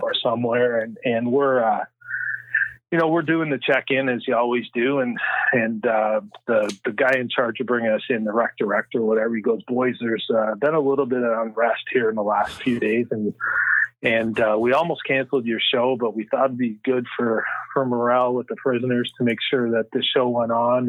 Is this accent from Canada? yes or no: yes; Canada; I'm the only one from Canada